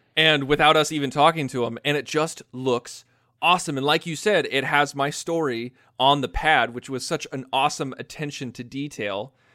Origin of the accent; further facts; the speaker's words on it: United States; accent: American; my American accent